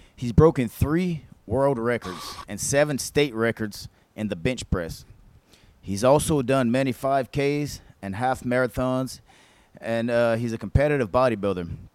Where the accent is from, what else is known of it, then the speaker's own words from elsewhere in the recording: Mansura, Louisiana, United States; right here from our little old hometown in Louisiana, of uh, Mansura